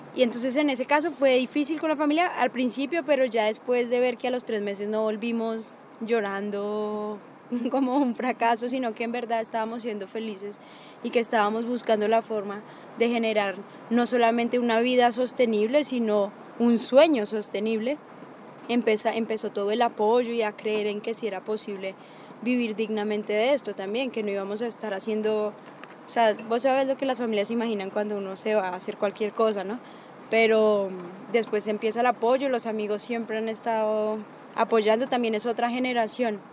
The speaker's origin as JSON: {"language": "Spanish", "country": "Colombia", "lives_now": "Antioquia, Colombia"}